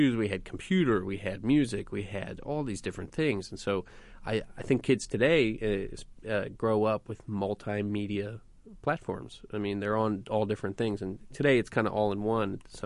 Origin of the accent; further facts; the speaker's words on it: South Florida, United States; now in Indianapolis, United States; where I grew up in South Florida is very diverse